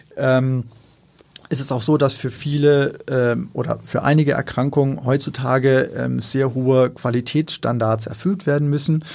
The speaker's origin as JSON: {"language": "German", "town": "Darmstadt", "region": "Hesse", "country": "Germany", "tie": "born or raised there", "also_born_or_lived": "Mainz / London / New Haven / Aachen", "moved": "as an adult", "lives_now": "Hamburg, Germany", "said": "Ich bin gebürtig aus dem Rhein-Main-Gebiet, ja. also aus Darmstadt, also so in der Mitte von Deutschland."}